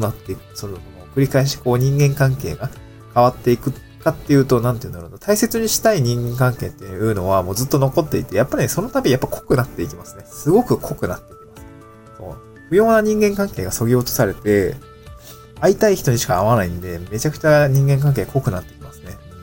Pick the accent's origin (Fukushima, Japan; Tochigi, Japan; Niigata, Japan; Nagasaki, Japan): Niigata, Japan; moved away as an adult; also born or lived in Aomori / Tokyo; now in Awaji Island, Japan; 新潟で生まれて、大学青森行って、で、東京に来てて